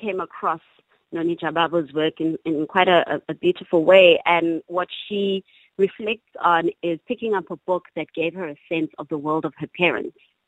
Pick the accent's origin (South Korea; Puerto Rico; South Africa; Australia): South Africa; East London, Eastern Cape; I grew up in East London, not very far from Alice